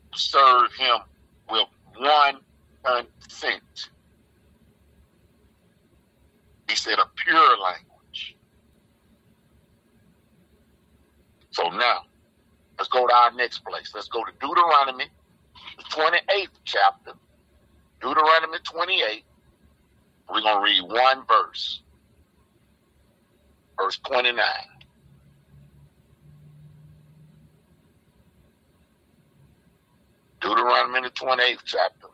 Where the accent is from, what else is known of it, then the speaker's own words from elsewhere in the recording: the South, United States; I'm from the South